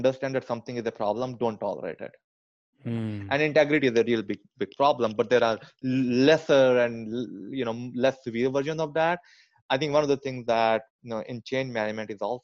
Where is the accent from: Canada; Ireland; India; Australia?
India; closer to New Delhi, northern India; moved away; I grew up in India.